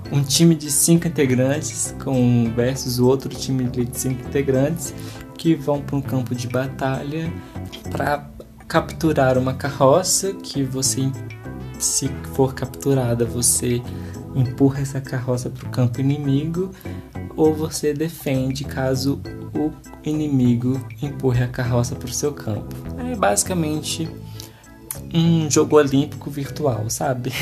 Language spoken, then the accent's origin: Portuguese; Brazil; a gente que é brasileiro